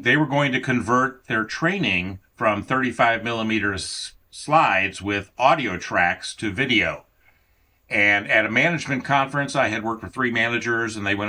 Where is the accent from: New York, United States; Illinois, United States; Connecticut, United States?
Illinois, United States; also born or lived in Indiana / Kansas City; Well, I grew up in the southern suburbs of Chicago in Illinois, and in northwestern Indiana, and then back to the suburbs of Chicago, and then to the suburbs of Kansas City.